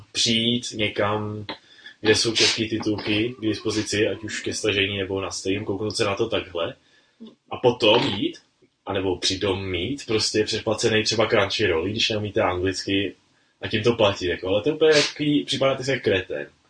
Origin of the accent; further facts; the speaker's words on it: Czechia; tady u nás v Čechách